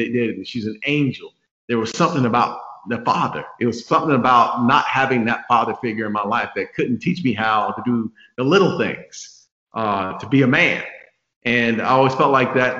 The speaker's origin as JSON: {"language": "English", "town": "Phoenix", "region": "Arizona", "country": "United States", "tie": "born or raised there", "moved": "yes", "said": "I grew up in Phoenix, Arizona"}